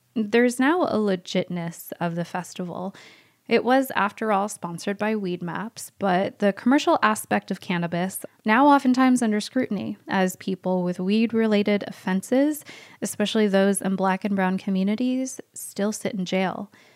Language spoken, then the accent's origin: English; Bay Area, California, United States; growing up in the Bay Area